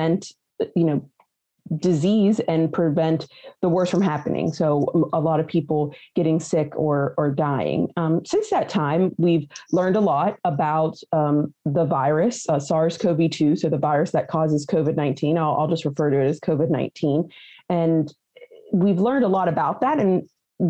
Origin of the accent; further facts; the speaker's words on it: Weirton, West Virginia, United States; I'm a native West Virginian. I originally hail from Weirton, West Virginia